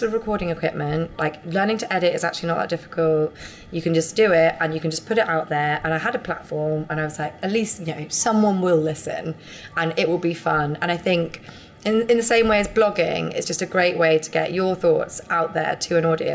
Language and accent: English; United Kingdom; accent: posh; I'm too British